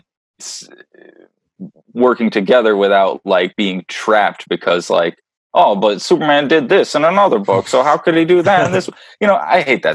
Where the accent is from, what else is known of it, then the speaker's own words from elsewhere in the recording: Ireland; I'm an Irishman